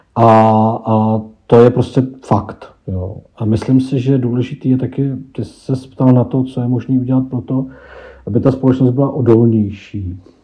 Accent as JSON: {"language": "Czech", "country": "Czechia"}